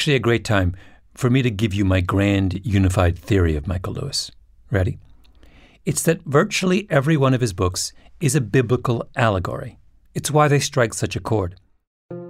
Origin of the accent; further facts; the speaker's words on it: Ontario, Canada; my hometown in Ontario